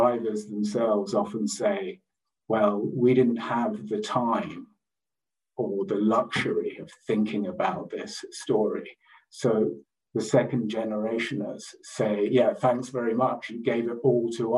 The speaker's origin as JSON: {"language": "English", "region": "London", "country": "United Kingdom", "tie": "born or raised there", "said": "I grew up in London"}